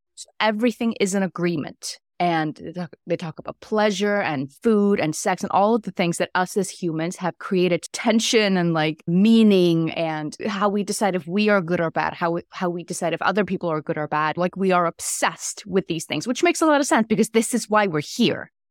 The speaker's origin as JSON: {"language": "English", "country": "Iceland", "also_born_or_lived": "New York City, United States", "moved": "as an adult", "lives_now": "Atlanta, United States", "said": "I am originally from Iceland"}